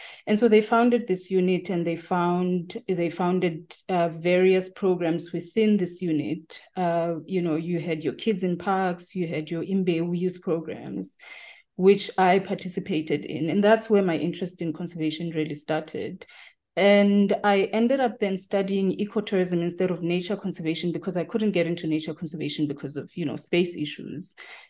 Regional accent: Mkhuhlu, Mpumalanga, South Africa; I grew up in Bushbuckridge Ridge in a place called Mkhuhlu, where first Kanningmoyo and then Mkhuhlu, and these are places that are not very far from the Kruger National Park. And I grew up in that area around, 94, 95

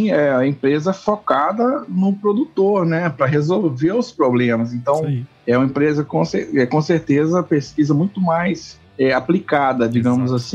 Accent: Manhumirim, Minas Gerais, Brazil; É, sou mineiro, nascido na cidade de Manhumirim, Minas Gerais.

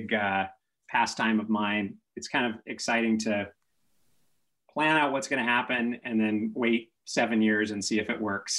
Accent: Seattle, Washington, United States; moved away; I grew up in Seattle until about seventh grade

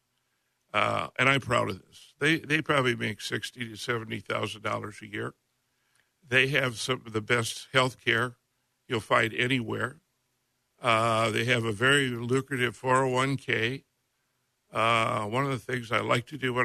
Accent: Minnesota, United States; I grew up in Minnesota

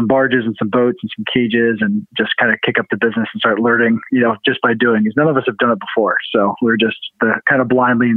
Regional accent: Virginia Beach, Virginia, United States; We all were born and raised on the Lynn Haven River

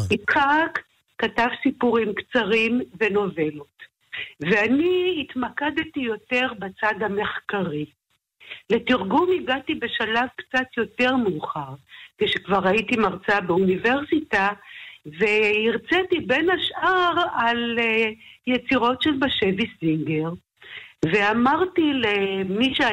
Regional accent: Jerusalem, Jerusalem District, Israel; moved away; also born or lived in Tel Aviv; אני נולדתי במאה שערים, כידוע לך. Mm-hmm. אה, ואחר כך כשאבי חזר בשאלה ועברנו לגור בתל אביב

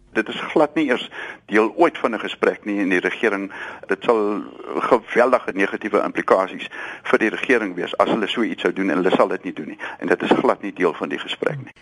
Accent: South Africa; ons as Suid-Afrikaners

